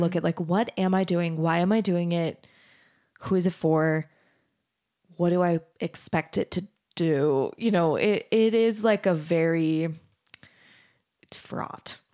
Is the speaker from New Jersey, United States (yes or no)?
no; Mesa, Arizona, United States; moved away as an adult; also born or lived in Denton, Texas; I grew up in Arizona, in Mesa, Arizona